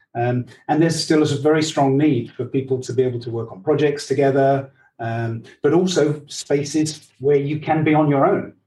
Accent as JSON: {"language": "English", "region": "England", "country": "United Kingdom", "said": "I I'm English and half Dutch."}